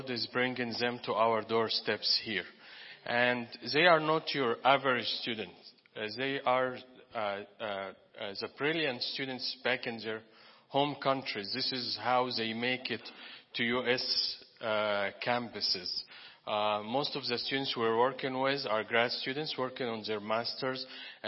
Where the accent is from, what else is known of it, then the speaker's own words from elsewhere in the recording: Egypt; moved away; I'm from Egypt